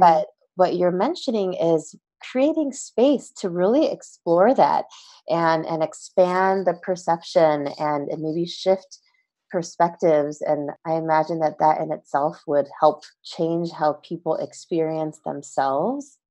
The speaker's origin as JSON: {"language": "English", "country": "United States", "said": "we as Asian American Christians"}